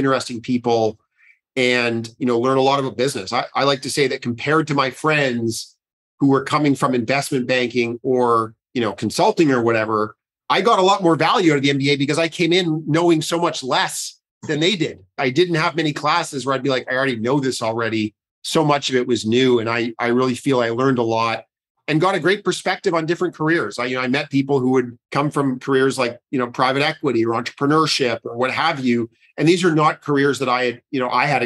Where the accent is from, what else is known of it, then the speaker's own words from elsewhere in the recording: Ottawa, Ontario, Canada; I grew up in Ottawa